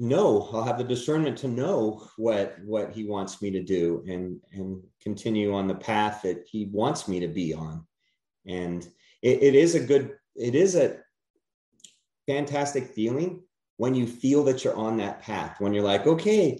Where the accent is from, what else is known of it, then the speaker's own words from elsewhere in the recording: California, United States; moved away; I'm originally from California